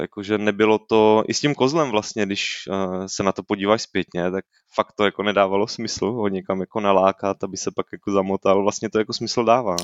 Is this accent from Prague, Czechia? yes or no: no; Brno, South Moravian Region, Czechia; já jsem z Brna, nejsem ze Slezska